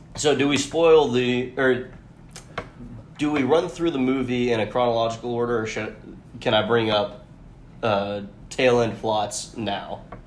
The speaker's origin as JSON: {"language": "English", "town": "Atlanta", "region": "Georgia", "country": "United States", "tie": "born or raised there"}